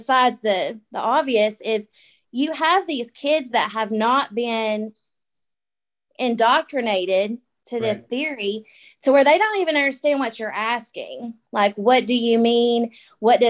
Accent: Tennessee, United States; I'm from Tennessee. So my accent's probably going to be a little bit different

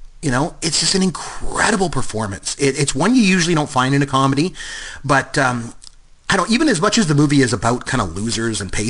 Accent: Canada; I'm Canadian

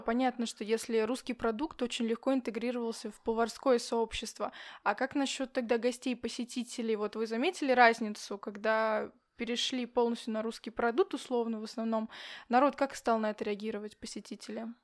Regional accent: Yakutsk, Sakha Republic, Russia; я не с из Якутска

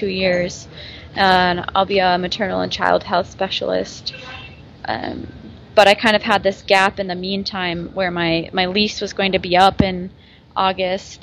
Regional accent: Nebraska, United States; moved away as an adult; now in Minnesota, United States; I'm originally from Nebraska in the U.S., and then I went to college in Minnesota

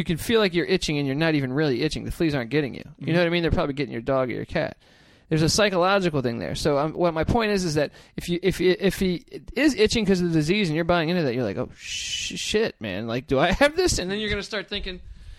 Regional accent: Washington, District of Columbia, United States; Washington, D.C. Yeah.

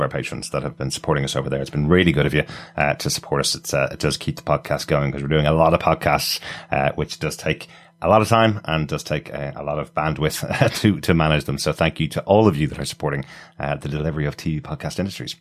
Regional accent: Ireland; being Irish people

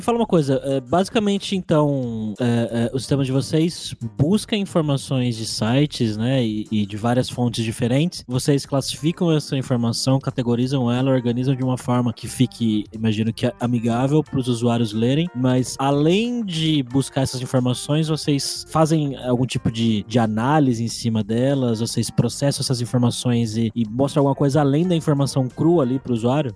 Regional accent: Brazil; eu sou brasileiro

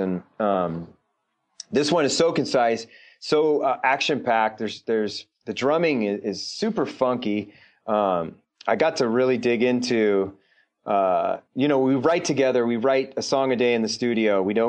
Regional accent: Bay Area, California, United States; moved away; also born or lived in Anaheim, California; I grew up in the Bay Area, so Reggie Jackson, and then I moved to Anaheim

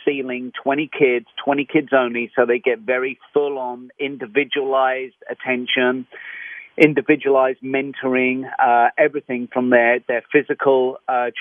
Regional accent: London, United Kingdom; moved away; I'm from London, England.

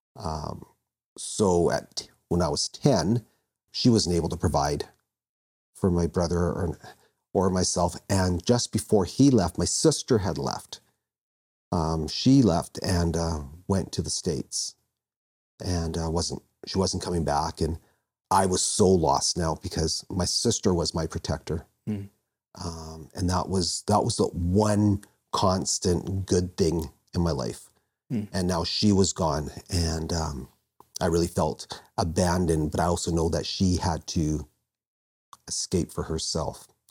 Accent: Vancouver, British Columbia, Canada; I was born in born in Vancouver

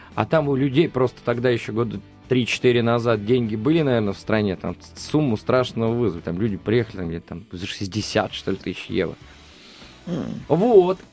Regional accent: Voronezh, Voronezh Oblast, Russia; если брать черноземный край, вот я из Воронежа

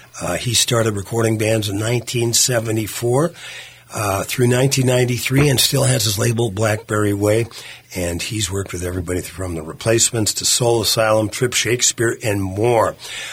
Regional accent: Virginia, Minnesota, United States; the Armory in my hometown of Virginia, Minnesota.

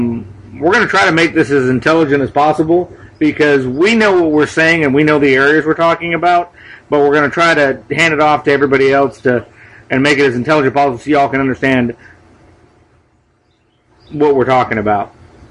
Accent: Los Angeles, California, United States; Me and Dave are both from the LA area. I'm from the San Fernando Valley, Van Nuys, Reseda area

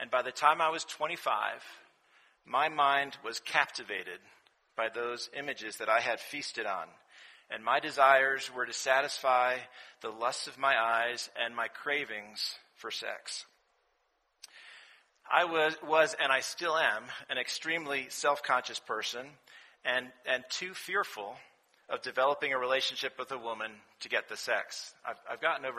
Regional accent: Rye, New York, United States; moved away as an adult; also born or lived in Washington, D.C. / North Carolina; now in Atlanta, United States; I'm originally from Rye, New York. It's a small town outside of New York City

